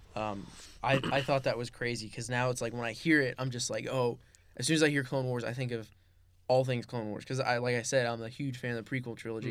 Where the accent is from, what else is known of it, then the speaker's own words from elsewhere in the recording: Los Angeles, California, United States; moved away as an adult; now in Camarillo, United States; I was born and raised in the San Fernando Valley